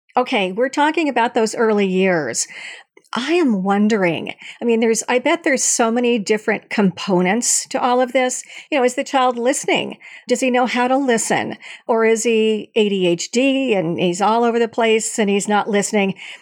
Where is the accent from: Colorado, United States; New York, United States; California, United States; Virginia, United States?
California, United States; Long Beach; from California State University in Long Beach, which is my hometown